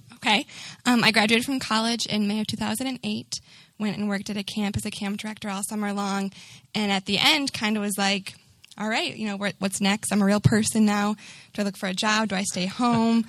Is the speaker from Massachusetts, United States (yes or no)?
yes; Newton, Massachusetts, United States; now in Boston, United States; I'm from Newton, it's about a 35 minute drive from here, right outside of Boston.